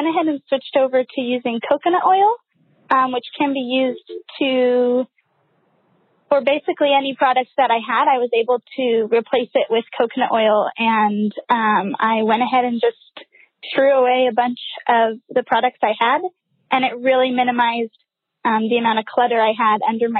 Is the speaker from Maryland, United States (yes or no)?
no; Fresno, California, United States; I'm from Fresno, California.